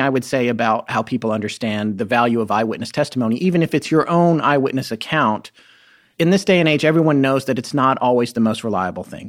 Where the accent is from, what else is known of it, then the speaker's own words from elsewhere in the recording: North Carolina, United States; also born or lived in California; my experience of growing up was in North Carolina